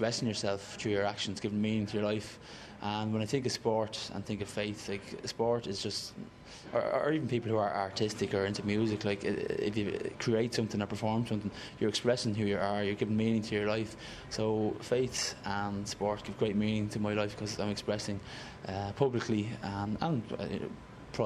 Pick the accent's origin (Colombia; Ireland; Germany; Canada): Ireland; I just define myself as regular Irish